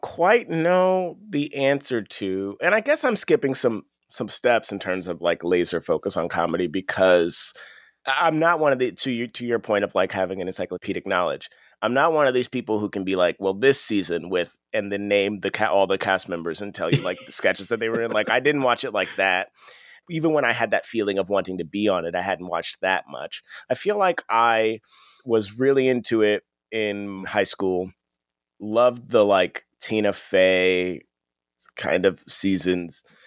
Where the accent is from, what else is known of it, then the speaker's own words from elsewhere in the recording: Akron, Ohio, United States; I'm from Akron, which is the northeast area